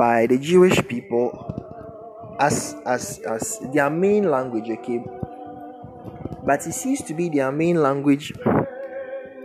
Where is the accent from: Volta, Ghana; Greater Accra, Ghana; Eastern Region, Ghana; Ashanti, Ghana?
Ashanti, Ghana; first language Twi; English is a second language; I was raised in the Ashanti region.